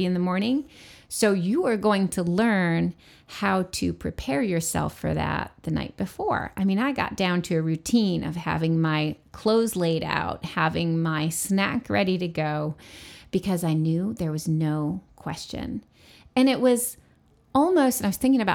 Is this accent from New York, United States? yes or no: yes; New York, United States; where I grew up in New York State